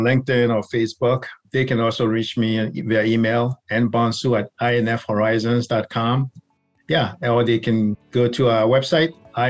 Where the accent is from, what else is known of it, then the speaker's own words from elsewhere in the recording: Ghana; also born or lived in New York; now in Maryland, United States; So my background, so originally born in New York, but raised in Ghana, where my grandparents are from. So I've kind of lived all over the place.